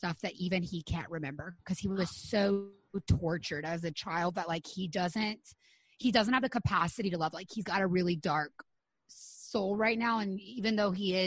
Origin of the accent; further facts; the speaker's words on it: Louisiana, United States; moved away as an adult; also born or lived in Los Angeles / Florida; we moved home from Los Angeles to like small town Louisiana